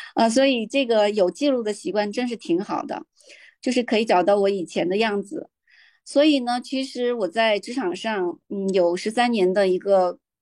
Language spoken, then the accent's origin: Chinese; Beijing, China; 我来自北京